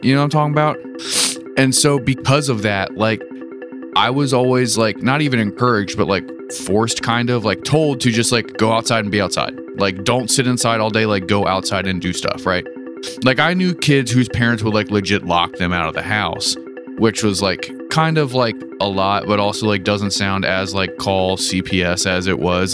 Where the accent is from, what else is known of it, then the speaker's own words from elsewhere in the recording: Hagerstown, Maryland, United States; I grew up in Hagerstown